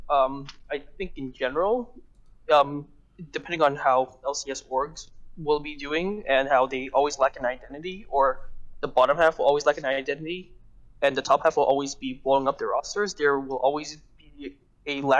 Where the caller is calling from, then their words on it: San Francisco, California, United States; I'm calling from San Francisco.